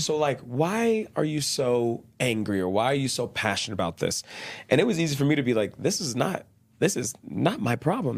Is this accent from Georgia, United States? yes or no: no; Dallas, Texas, United States; moved away as an adult; also born or lived in Brazil; now in Utah, United States; I grew up really shy in Texas, Dallas, Texas